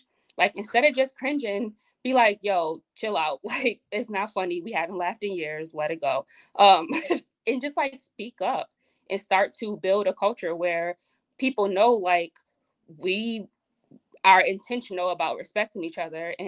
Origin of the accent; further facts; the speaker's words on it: Buffalo, New York, United States; I'm from Buffalo